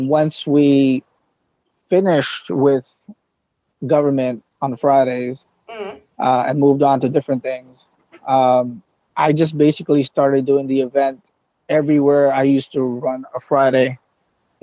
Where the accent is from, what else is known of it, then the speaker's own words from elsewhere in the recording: Mississauga, Ontario, Canada; I'm from Saga